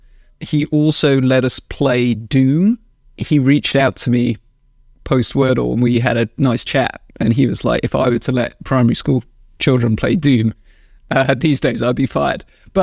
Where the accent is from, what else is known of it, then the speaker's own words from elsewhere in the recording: Wales, United Kingdom; moved away as an adult; also born or lived in London; now in United States; We moved from London to a farm in South Wales when I was 5 years old. So I lived in Wales for most of my life, and then Yeah, moved to the US in like 2008.